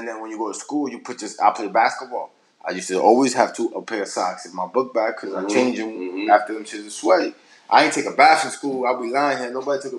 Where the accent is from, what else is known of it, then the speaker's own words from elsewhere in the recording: New York City, New York, United States; moved away as an adult; now in Florida, United States; my house in the Bronx, I grew up in, I'm 35